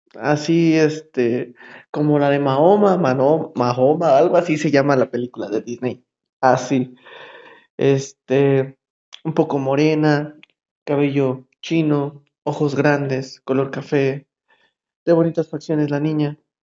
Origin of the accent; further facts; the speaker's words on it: State of Mexico, Mexico; Yo soy del Estado de México. Todo el mundo nos dice chilangos, pero en sí somos mexiquenses, porque no somos de la ciudad.